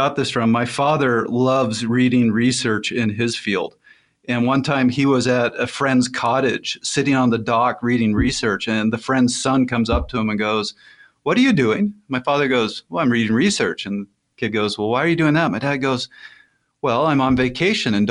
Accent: Canada; I'm Canadian.

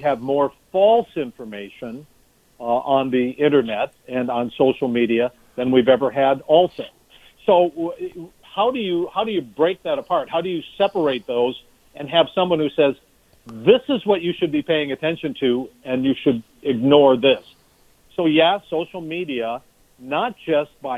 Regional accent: Minnesota, United States; as a Minnesotan

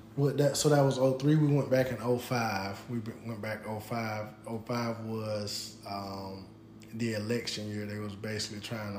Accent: Pensacola, Florida, United States; I'm from Pensacola, Florida

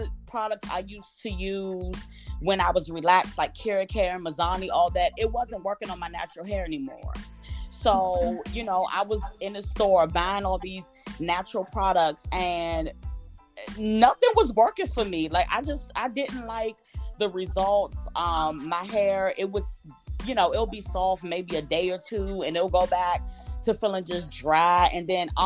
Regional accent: Maryland, United States; I'm from the DMV, Maryland to be exact

